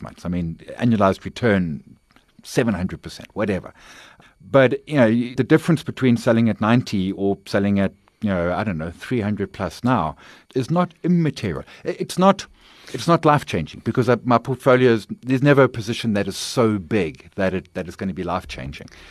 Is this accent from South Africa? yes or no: yes; KwaZulu-Natal, South Africa; also born or lived in Bulwer / Pinetown / Durban; I'm a K Z N boy. I lived there all of my schooling life, although moved around bunches. But, uh, K Z N born, educated in, in, in KwaZulu-Natal